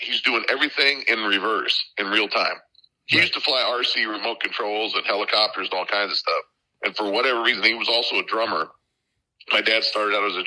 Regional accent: Crosby, Minnesota, United States; also born or lived in Brainerd, Minnesota / Branson, Missouri; now in Nashville, United States; I was born in Crosby, Minnesota

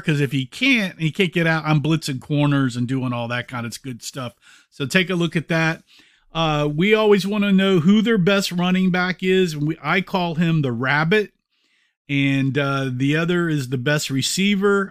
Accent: Texas, United States; moved away as an adult; also born or lived in Denver; People knew I was from Texas

